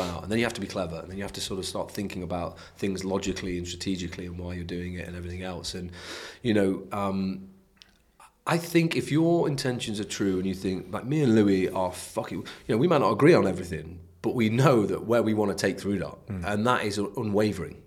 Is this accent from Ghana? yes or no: no; United Kingdom; we're British